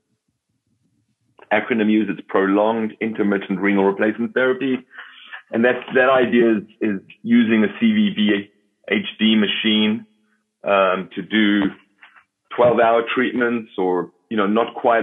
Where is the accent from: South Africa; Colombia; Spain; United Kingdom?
South Africa; accent: South African; moved away as an adult; also born or lived in Baltimore, United States; now in United States; as you can hear from my accent, am a South African by birth. Came to the United States more than 30 years ago